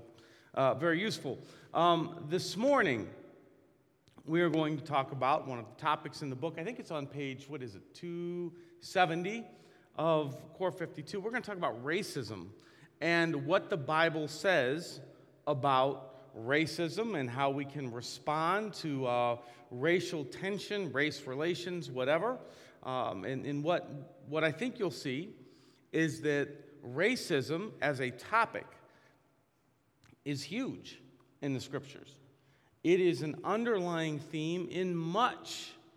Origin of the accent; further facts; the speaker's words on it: Massillon, Ohio, United States; I grew up in Maslin, Ohio, and racial tension was huge in my school